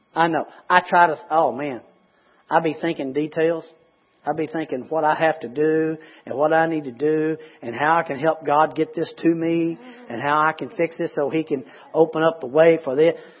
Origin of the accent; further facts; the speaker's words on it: United States; I'm an American